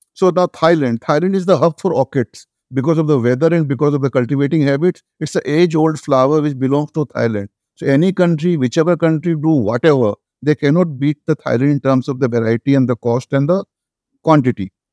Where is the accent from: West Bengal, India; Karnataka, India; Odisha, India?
West Bengal, India; Kolkata; moved away as an adult; now in Delhi, India; I was a graduate from Kolkata